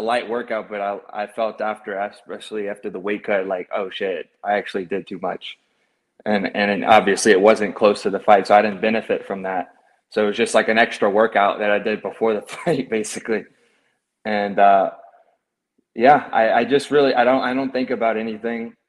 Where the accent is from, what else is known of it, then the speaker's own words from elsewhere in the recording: Baton Rouge, Louisiana, United States; also born or lived in Marrero, Louisiana; I was born there to about when I was like four, four years old. We moved to Baton Rouge.